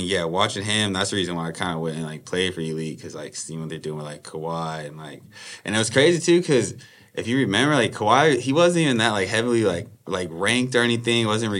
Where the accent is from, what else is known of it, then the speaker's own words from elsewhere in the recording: Riverside, California, United States; So I'm originally from Riverside, California, so the Inland Empire. Born and raised out there.